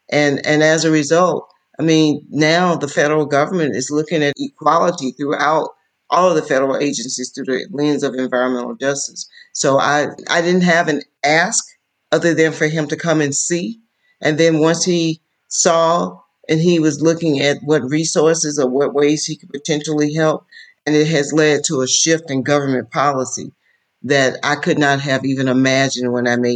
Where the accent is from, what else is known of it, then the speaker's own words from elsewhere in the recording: Wilcox County, Alabama, United States; I'm from Wilcox County, Alabama. I grew up poor. We didn't have a television in our house until I was 10 years of age.